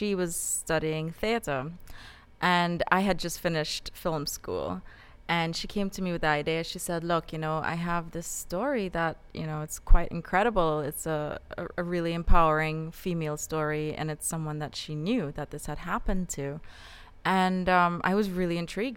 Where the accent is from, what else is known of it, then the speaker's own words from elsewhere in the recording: Trinidad & Tobago; moved away; I grew up in Trinidad.